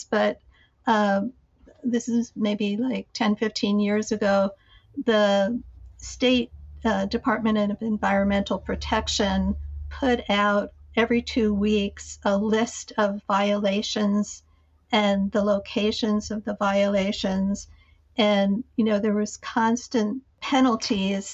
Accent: Jersey City, New Jersey, United States; I grew up in Jersey City

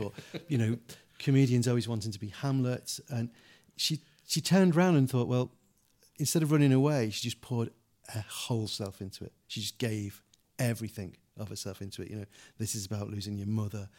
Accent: England, United Kingdom; we're English

